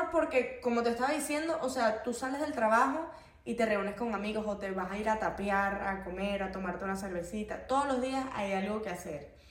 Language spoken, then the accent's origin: Spanish; Portugal; moved away; Esa fue la primera razón por la que yo me vine de Portugal, porque yo tengo mi familia allá, o sea, tenía mis amigos, tenía todo.